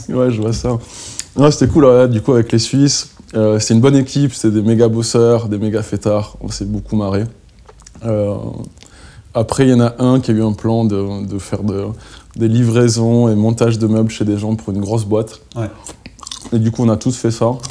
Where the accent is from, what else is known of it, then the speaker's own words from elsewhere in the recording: Perpignan, Occitania, France; moved away; also born or lived in Belgrade; Je suis français. Je suis français, je suis catalan, même.